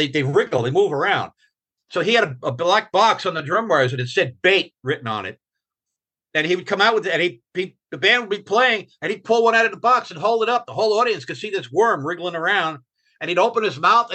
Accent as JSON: {"language": "English", "region": "New York", "country": "United States", "moved": "as an adult", "said": "I'm from New York"}